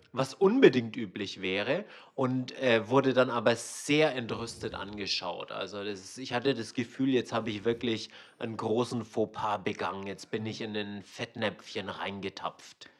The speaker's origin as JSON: {"language": "German", "region": "Swabia", "country": "Germany", "tie": "born or raised there", "also_born_or_lived": "Hong Kong", "moved": "as an adult", "said": "wir sind ja beide in Schwaben aufgewachsen"}